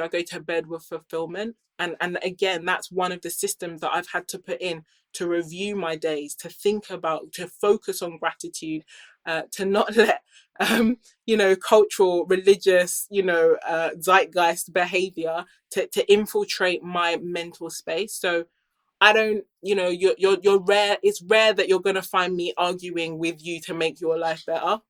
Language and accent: English; United Kingdom; I grew up here in the UK